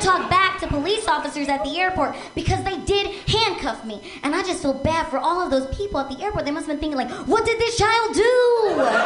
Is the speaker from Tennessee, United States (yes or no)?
no; Seattle, Washington, United States; now in Los Angeles, United States; I'm originally from Seattle